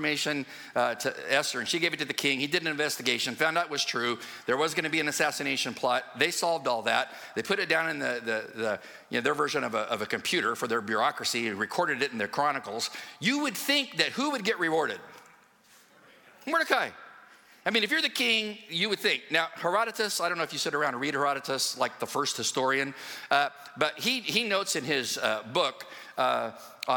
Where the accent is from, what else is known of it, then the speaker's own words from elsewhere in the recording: West Coast, United States; moved away; I'm from the West Coast. And I was raised around a lot of cowboys and stuff like